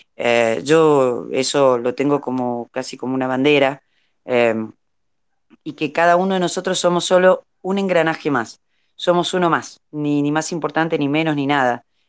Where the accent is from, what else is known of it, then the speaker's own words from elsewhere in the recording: Jujuy, Argentina; a mí me faltan todas las S, chicos, porque yo soy jujeña y no, no, no pronuncio una S